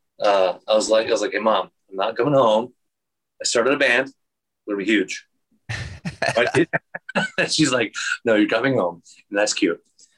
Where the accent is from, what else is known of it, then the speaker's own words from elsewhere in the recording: Wyoming, United States; also born or lived in Arizona; So again, I moved to Wyoming. I was born out here in Arizona, and then parents divorced. And then I moved to Wyoming, but my dad stayed here in Phoenix.